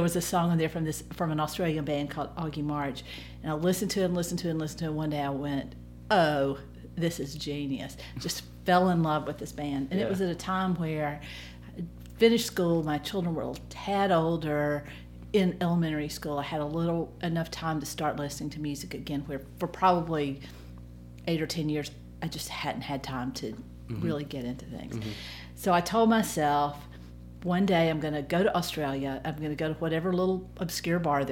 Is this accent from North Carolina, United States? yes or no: no; Tuscaloosa, Alabama, United States; moved away as an adult; now in Columbus, United States; I grew up in Tuscaloosa, and I went to University of Alabama